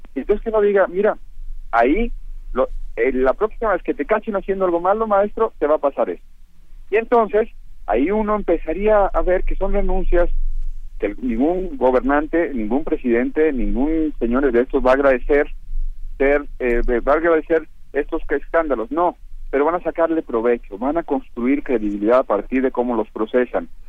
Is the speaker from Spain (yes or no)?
no; Guadalajara, Jalisco, Mexico; moved away; soy de Guadalajara